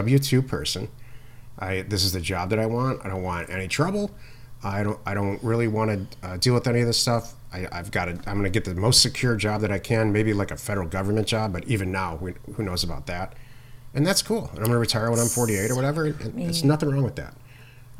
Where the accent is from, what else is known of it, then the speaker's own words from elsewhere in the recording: Midwest, United States; I'm from the Midwest